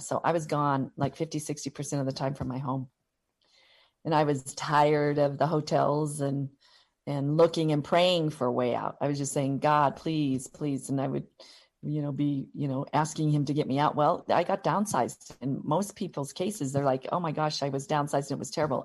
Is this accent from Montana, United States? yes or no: yes; Butte, Montana, United States; also born or lived in Missoula, Montana / Seattle; I was born and raised in Butte, Montana